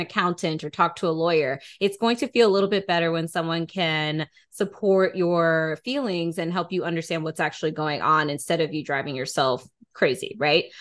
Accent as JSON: {"language": "English", "town": "Atlanta", "region": "Georgia", "country": "United States", "said": "Atlanta native or at least had spent some time in Atlanta, which, you know, Damaris and I are actually from."}